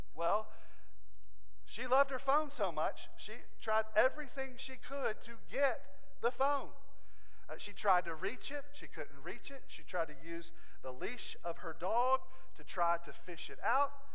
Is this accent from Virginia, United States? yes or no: yes; Southwest Virginia, United States; I'm just from Southwest Virginia